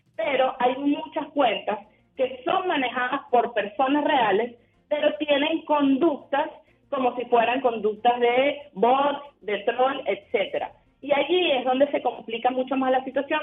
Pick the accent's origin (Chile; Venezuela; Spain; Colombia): Venezuela